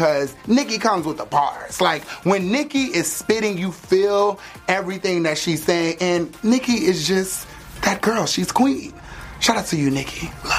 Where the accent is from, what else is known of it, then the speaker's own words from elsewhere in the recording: Miami, Florida, United States; I'm from Miami